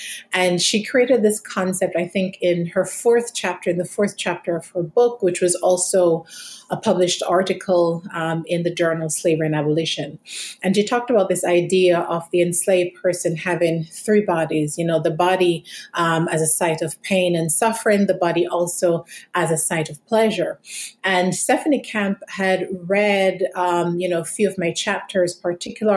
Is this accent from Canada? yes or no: no; Jamaica; moved away; I'm from Jamaica. And in many respects, my experiences growing up in Jamaica